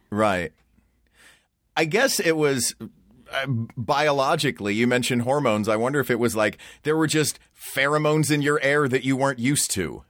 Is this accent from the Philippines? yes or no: no; Knoxville, Tennessee, United States; I was born and raised in Knoxville, Tennessee